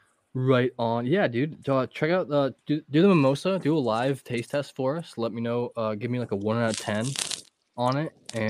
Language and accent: English; Northeast Ohio, United States; I'm from Northeast Ohio.